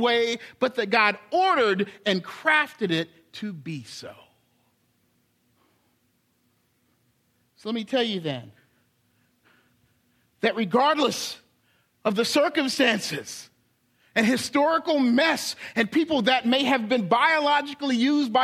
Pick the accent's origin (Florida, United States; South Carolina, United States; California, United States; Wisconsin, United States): South Carolina, United States; Charleston; my hometown, Charleston